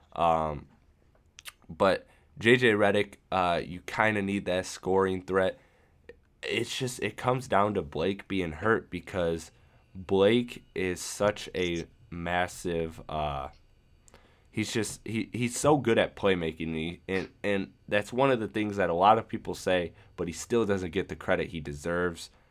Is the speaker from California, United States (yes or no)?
no; Michigan, United States; Michigan, my hometown, uh, or my home state, I should say.